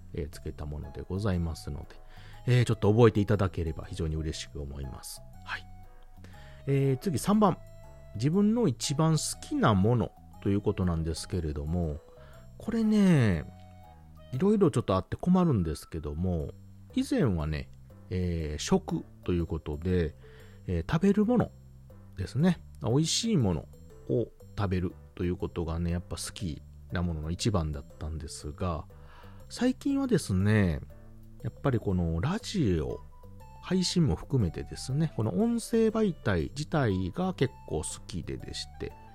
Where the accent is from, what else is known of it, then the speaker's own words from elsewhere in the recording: Kansai, Hyogo, Japan; 出身地は関西は兵庫県でございます